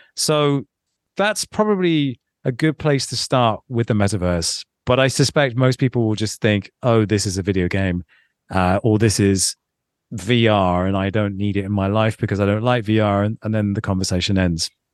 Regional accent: London, United Kingdom; Growing, growing up in London, when I did, and, and being a young twenty-year-old in London

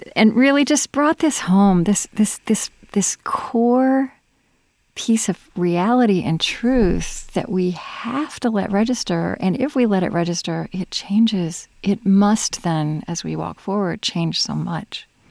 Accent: Oklahoma, United States; now in Minnesota, United States; I grew up in Oklahoma

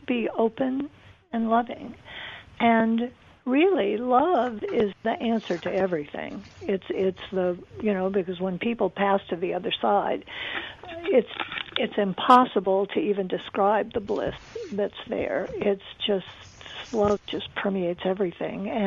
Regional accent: Arizona, United States; I'm from Arizona

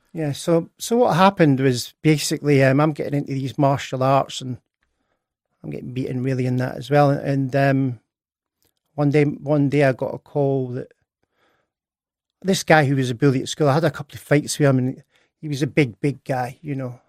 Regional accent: Edinburgh, Scotland, United Kingdom; I was born in Edinburgh on, uh, tenth of July, nineteen sixty-nine.

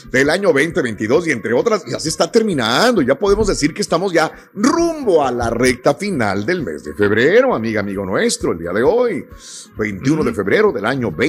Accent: Mexico; Raúl, yo propongo como ciudadano mexicano que votemos para que México forme parte de Estados Unidos

